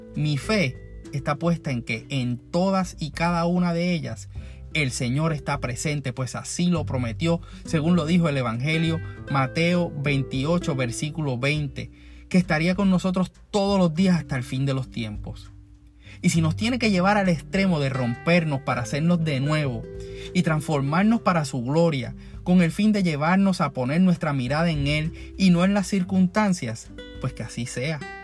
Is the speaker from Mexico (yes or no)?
no; Puerto Rico; todos como puertorriqueños